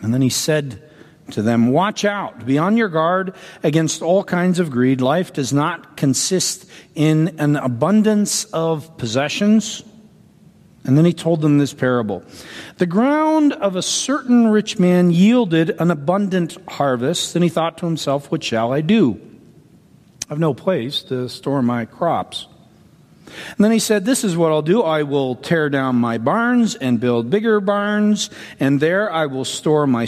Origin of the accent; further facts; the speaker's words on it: Canada; now in United States; I'm a Canadian citizen